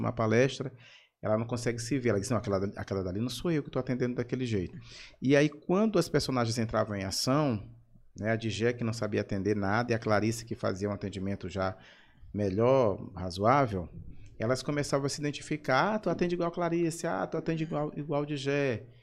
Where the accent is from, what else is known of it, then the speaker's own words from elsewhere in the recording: São Luís, Maranhão, Brazil; Eu sou da Madre Deus, nasci na Santa Casa, uhum. ali na Rua do Norte, mas fui criado na Madre Deus